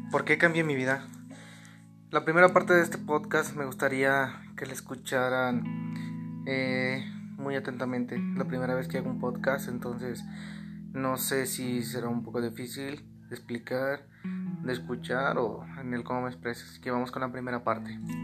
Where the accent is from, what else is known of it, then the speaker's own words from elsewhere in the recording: Arandas, Jalisco, Mexico; soy de Arandas, Jalisco